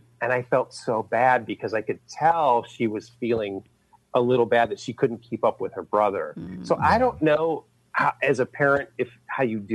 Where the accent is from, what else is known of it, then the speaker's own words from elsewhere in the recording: Cleveland, Ohio, United States; now in California, United States; I'm from the east side of Cleveland is where I grew up. I live in California now, but I'm from Ohio.